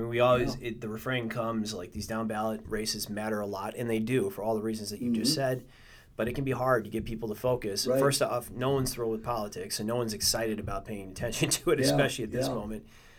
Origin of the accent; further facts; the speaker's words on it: Milwaukee, Wisconsin, United States; Milwaukee's my hometown.